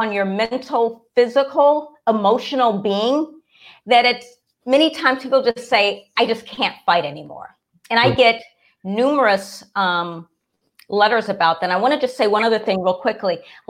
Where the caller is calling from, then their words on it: Washington, District of Columbia, United States; No, I'm in Washington, D.C.